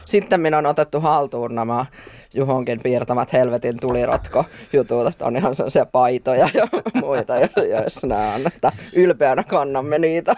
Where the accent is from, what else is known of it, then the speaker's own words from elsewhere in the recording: Forssa, Tavastia Proper, Finland; mä oon Vorsasta